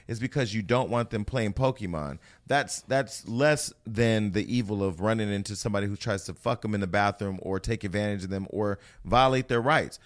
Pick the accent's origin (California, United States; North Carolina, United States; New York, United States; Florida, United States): California, United States; I'm from California.